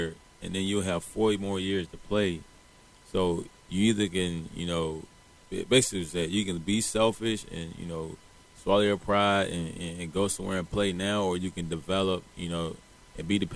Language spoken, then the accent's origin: English; Kelford, North Carolina, United States; I grew up in Carolina